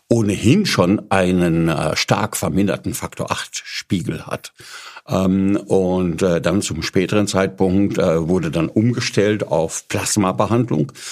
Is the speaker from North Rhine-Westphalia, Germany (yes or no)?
yes; Paderborn, North Rhine-Westphalia, Germany; Also ich bin ähm, in Paderborn aufgewachsen.